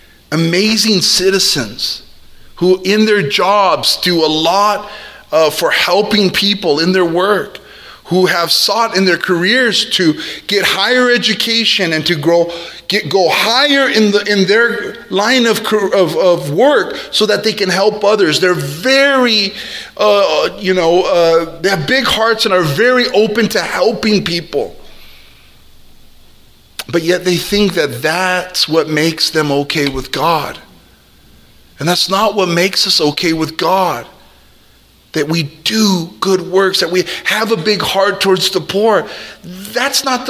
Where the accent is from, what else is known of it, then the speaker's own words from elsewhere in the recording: South El Monte, California, United States; I grew up in South El Monte